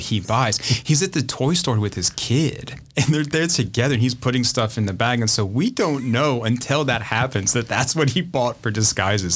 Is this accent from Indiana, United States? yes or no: yes; Indianapolis, Indiana, United States; I grew up in the Midwest. I grew up in Indianapolis